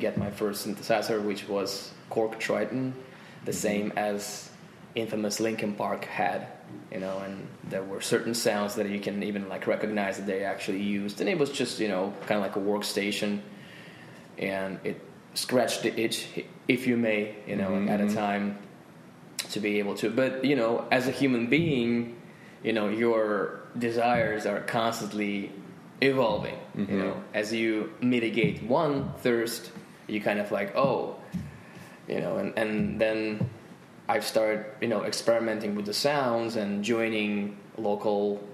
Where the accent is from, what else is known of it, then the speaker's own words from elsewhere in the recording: Volgograd, Volgograd Oblast, Russia; English is a second language; I'm from Volgograd